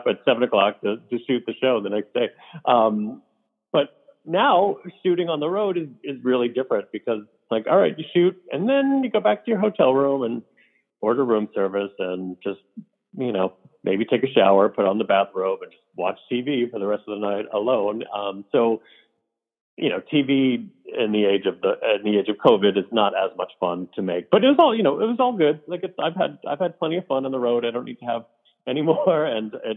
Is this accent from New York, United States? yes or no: yes; Port Jefferson Station, New York, United States; moved away as an adult; also born or lived in Wantagh, New York; I grew up in a town called Port Jefferson Station, which is a lovely little town